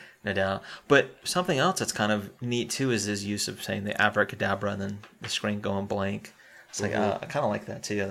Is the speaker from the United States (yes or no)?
yes; United States; being American